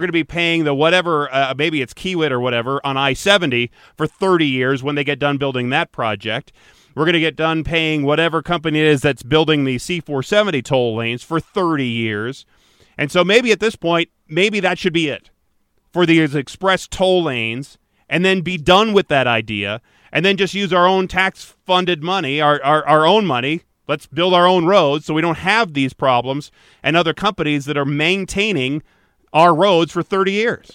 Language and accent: English; Michigan, United States; Growing up in Michigan